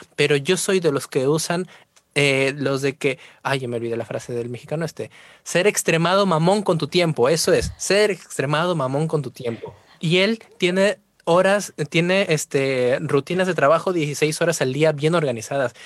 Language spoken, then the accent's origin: Spanish; Trujillo, La Libertad, Peru; moved away as an adult; now in Spain; soy de Trujillo, Perú